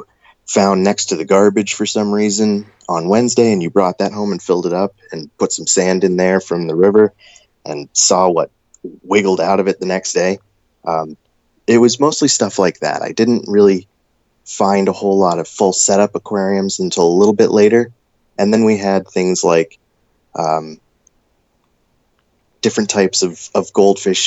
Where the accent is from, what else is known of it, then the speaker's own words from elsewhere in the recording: Maine, United States; growing up in Maine